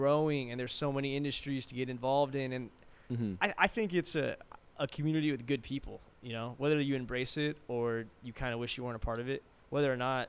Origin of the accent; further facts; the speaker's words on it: Fresno, California, United States; I'm born and raised in Fresno, California.